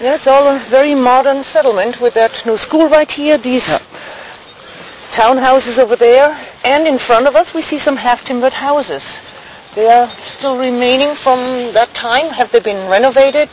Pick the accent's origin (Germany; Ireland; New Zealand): Germany; Schweinfurt, Bavaria; in my hometown actually, I mean, I grew up with American military as well, because we had two camps in my hometown, Schweinfurt